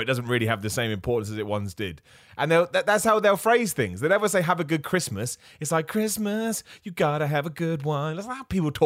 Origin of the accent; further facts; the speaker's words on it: United Kingdom; Being a British man